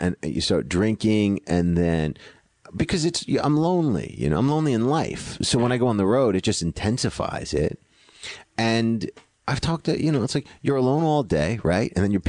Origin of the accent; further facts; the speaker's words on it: Greenwich, Connecticut, United States; I'm from Greenwich, Connecticut, and I grew up with the Kennedys.